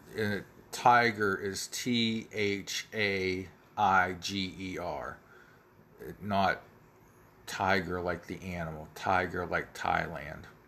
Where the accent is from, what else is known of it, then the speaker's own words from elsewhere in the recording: United States; I live where Pennsylvania, Ohio, and West Virginia all come together uh, on along the Ohio River and I can see from my hometown